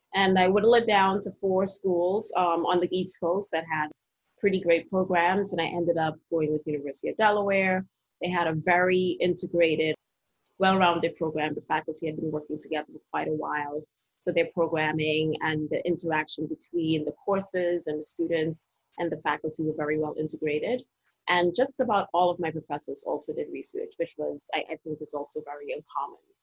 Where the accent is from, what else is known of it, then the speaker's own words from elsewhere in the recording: Trinidad & Tobago; now in Washington DC, United States; I'm originally from Trinidad Tobago